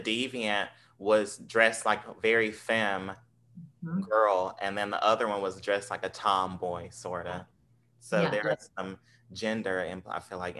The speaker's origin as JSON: {"language": "English", "region": "Southern United States", "country": "United States", "accent": "genteel Southern", "said": "I sound Southern, but there's a, I guess, not to sound like, I'm the smartest ever, but I have more of a genteel Southern accent"}